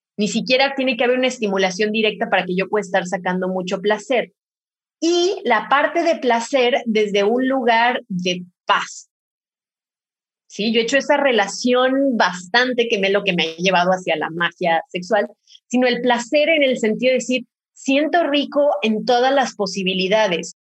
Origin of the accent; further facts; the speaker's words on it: Mexico; soy de México